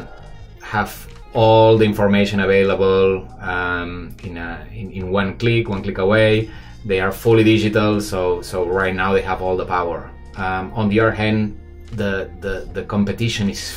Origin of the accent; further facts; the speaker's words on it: Barcelona, Catalonia, Spain; moved away as an adult; now in Shanghai, China; I'm from Barcelona, but I've been living 12 years in Shanghai